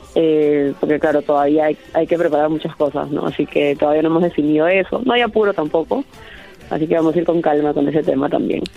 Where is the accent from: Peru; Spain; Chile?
Peru